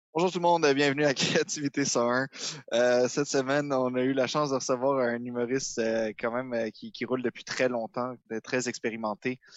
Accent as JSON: {"language": "French", "town": "Montreal", "region": "Quebec", "country": "Canada", "tie": "born or raised there"}